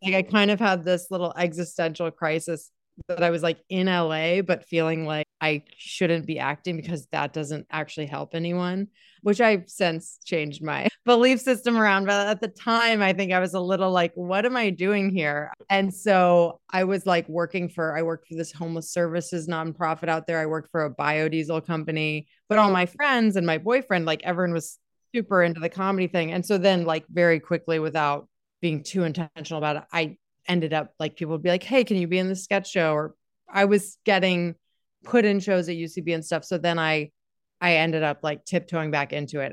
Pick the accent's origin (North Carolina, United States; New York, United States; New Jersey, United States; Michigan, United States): North Carolina, United States; Durham; I'm from Durham, represent the, yeah, I went to Durham School of the Arts